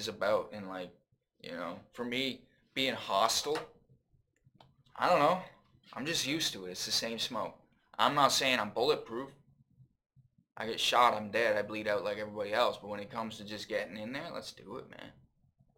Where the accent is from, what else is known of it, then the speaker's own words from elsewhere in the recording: Brantford, Ontario, Canada; I have three older brothers. I'm from Brantford